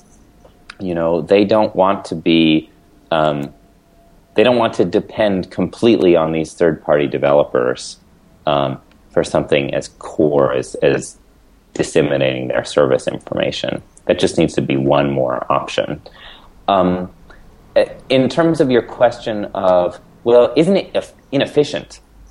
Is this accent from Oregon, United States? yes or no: yes; Portland, Oregon, United States; here in my hometown